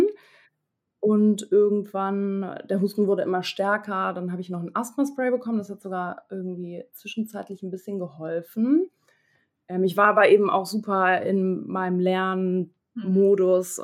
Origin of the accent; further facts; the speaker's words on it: Hamburg, Germany; Ich komme aus Hamburg, bin 26 Jahre alt